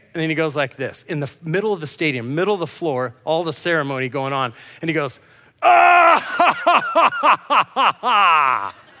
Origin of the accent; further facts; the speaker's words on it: Grants Pass, Oregon, United States; moved away; I'm from Grants Pass